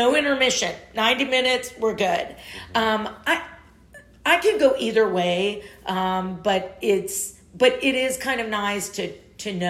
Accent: Dallas, Texas, United States; also born or lived in Waco; we moved to Dallas from Waco that summer

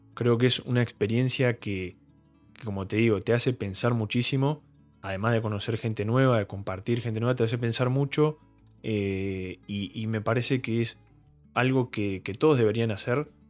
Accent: Bahía Blanca, Buenos Aires Province, Argentina; yo soy de Bahía Blanca, fui al secundario en el Colegio Don Bosco

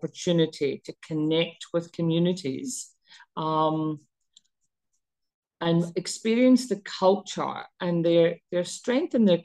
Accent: Scotland, United Kingdom; also born or lived in Pakistan (ancestry); now in Australia; I was actually born in Scotland, even though I'm Pakistani.

